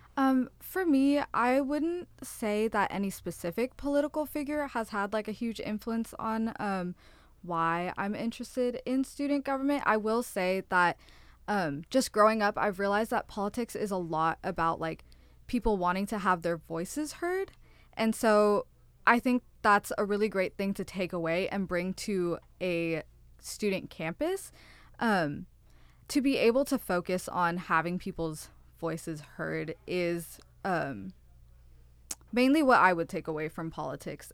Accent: Fremont, California, United States; moved away; I am from NorCal. I'm an hour out from San Francisco, is what I say. Fremont

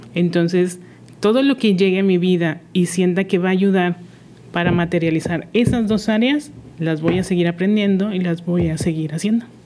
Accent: Monterrey, Nuevo León, Mexico; moved away as an adult; now in Mérida, Mexico; yo soy de Monterrey y al mudarme a una ciudad totalmente diferente

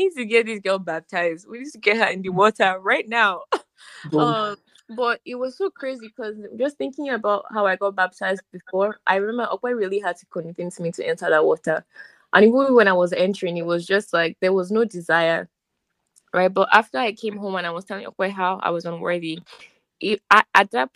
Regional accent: Nigeria; we're from Nigeria

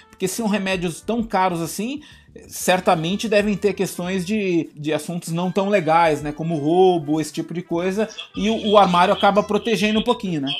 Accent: Brazil; nós, como brasileiros

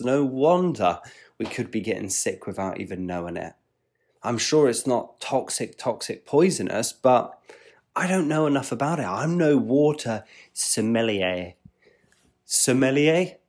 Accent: England, United Kingdom; I'm an English chap

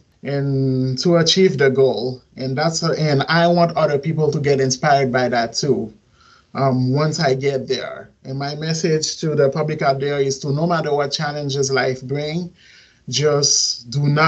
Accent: Port-au-Prince, Ouest, Haiti; also born or lived in Missouri; now in Miami, United States; I'm from Port-au-Prince, Haiti. And I've lived here in Miami for 10 years, and then I ended up moving to Missouri back in 2015

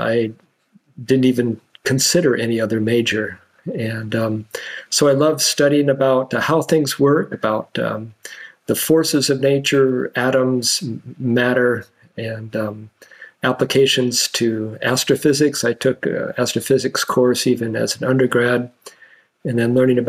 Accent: Washington, United States; moved away as an adult; now in Indiana, United States; When I grew up in Washington State

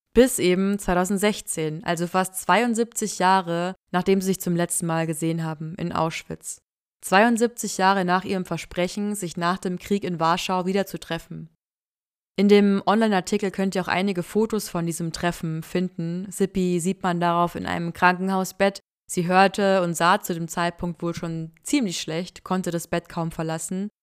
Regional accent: near Mühldorf, Bavaria, Germany; Ich bin da in der Nähe zur Schule gegangen, habe gegen Mühldorf Fußball gespielt

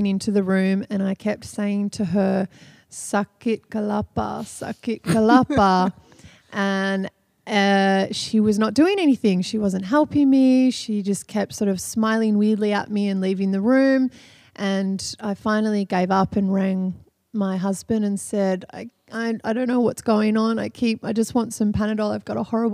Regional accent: Australia; moved away as an adult; now in Cirebon, Indonesia; from Australia.

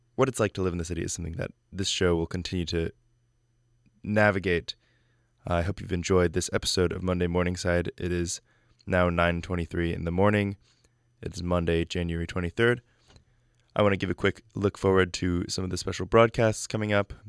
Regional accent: California, United States; now in New York, United States; I'm home in California

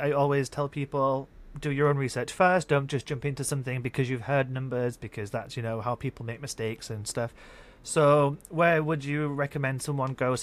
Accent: United Kingdom; now in Japan; I'm British

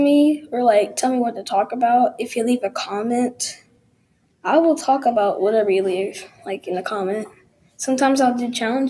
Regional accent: Texas, United States; I was born in Texas, and I was raised here.

